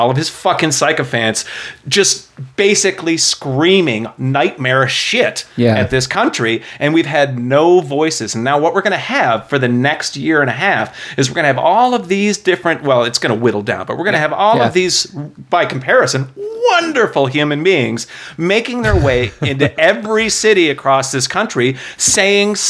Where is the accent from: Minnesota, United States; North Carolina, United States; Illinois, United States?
Illinois, United States; Chicago; moved away; when I've been away from Chicago for so long, and that's my hometown